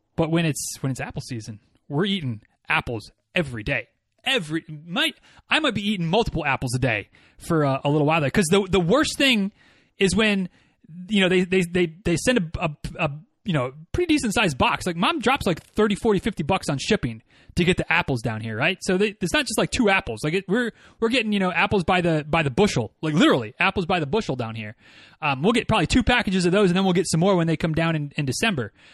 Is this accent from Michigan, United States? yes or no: yes; Michigan, United States; moved away as an adult; now in Florida, United States; growing up in Michigan